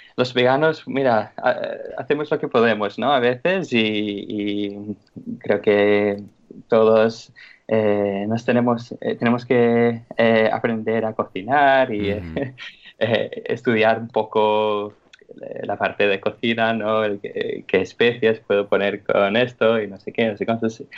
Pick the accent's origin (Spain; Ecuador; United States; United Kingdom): United Kingdom; England; moved away; soy inglés